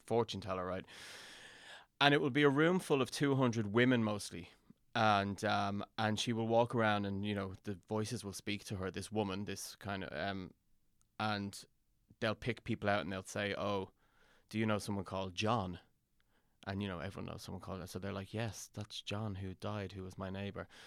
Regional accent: Dublin, Leinster, Ireland; also born or lived in London; I was born in London and my, I, my parents moved home, my parents are Irish and they moved home to, um, Dublin when I was ten

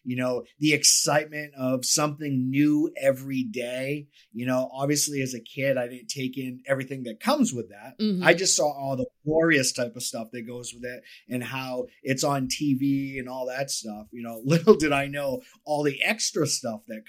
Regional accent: Cape Cod, Massachusetts, United States; now in Florida, United States; I'm from Massachusetts, Boston area. Cape Cod is where I was born and raised

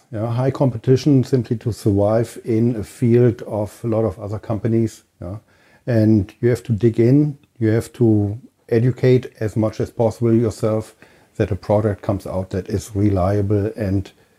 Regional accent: Berlin, Germany; moved away; I am from Germany, from Berlin

